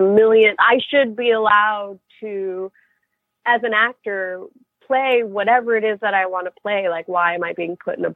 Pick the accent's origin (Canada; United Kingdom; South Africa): Canada; moved away as an adult; now in New York, United States; I'm a Canadian actress living in New York